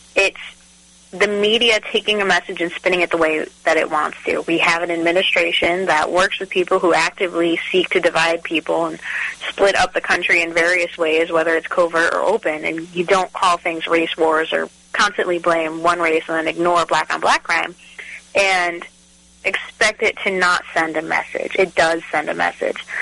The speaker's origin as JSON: {"language": "English", "region": "New England", "country": "United States", "moved": "yes", "lives_now": "Texas, United States", "said": "I'm from New England"}